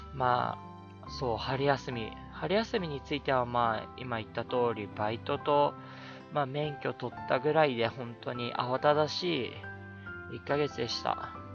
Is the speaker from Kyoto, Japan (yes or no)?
no; Atami, Shizuoka, Japan; now in Tokyo, Japan; うちの実家っていうのは、まあ、静岡県の熱海なんですけども